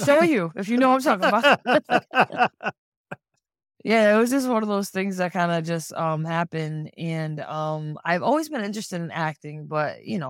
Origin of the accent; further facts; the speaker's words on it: Seekonk, Massachusetts, United States; more history about my tribe, I'm from the Sikonke clan or the Black Goose clan of the Wampanoag Nation. There's like, I gotta say, 9 different bands or clans in the Wampanoag Nation. I come from Sikonke or Sikonk.